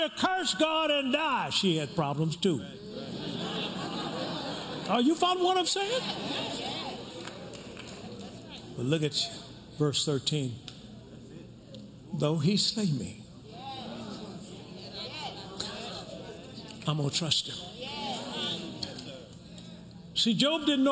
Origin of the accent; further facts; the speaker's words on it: the South, United States; I was raised in the South.